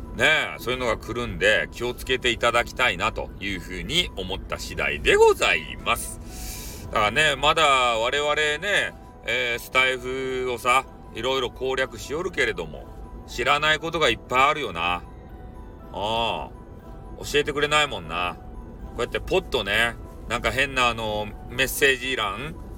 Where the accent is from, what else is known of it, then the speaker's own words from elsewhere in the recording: Hakata, Fukuoka, Japan; accent: Hakata dialect; 博多弁で読みようだけやけん